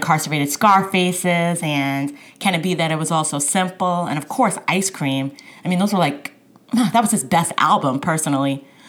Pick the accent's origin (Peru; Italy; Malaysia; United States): United States; New York; I mean, I'm from New York